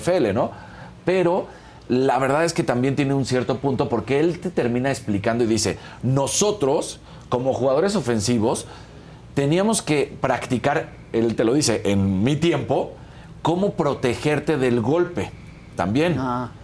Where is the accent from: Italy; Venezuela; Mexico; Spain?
Mexico; nosotros somos mexicanos